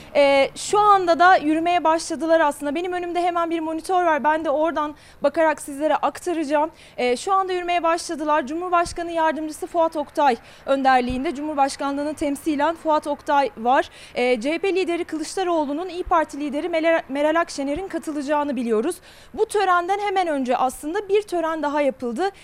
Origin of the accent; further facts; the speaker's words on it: Ankara, Turkey; Küçükken Ankara. Okula ee, Ankara'da e, Eryaman'da aslında küçük Eryaman'da küçük bir mahalle ilkokulunda okudum ben.